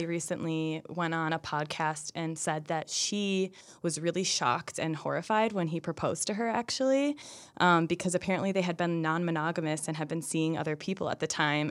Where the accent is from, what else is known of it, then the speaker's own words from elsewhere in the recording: Minneapolis, Minnesota, United States; I come from the Twin Cities